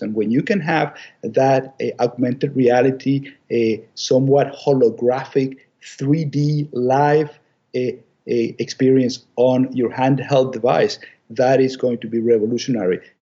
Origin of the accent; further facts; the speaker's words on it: Venezuela; moved away as an adult; also born or lived in Chicago, United States / Ann Arbor, Michigan, United States; now in Maine, United States; I'm from Venezuela originally